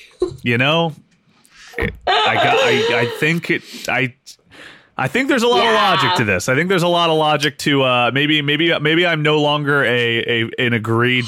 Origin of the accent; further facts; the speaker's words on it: Athens, Ohio, United States; moved away; also born or lived in Marietta, Ohio; about 30 minutes from where I grew up in Athens, near Athens